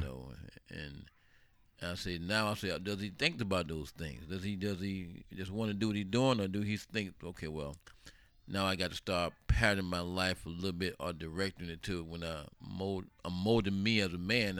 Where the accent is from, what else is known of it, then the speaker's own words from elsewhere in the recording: Sarasota, Florida, United States; moved away; here I am, you know, from Sarasota, Florida